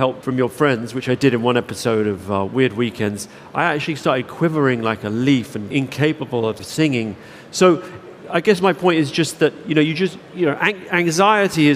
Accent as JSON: {"language": "English", "region": "London", "country": "United Kingdom", "tie": "born or raised there", "said": "I grew up in South London"}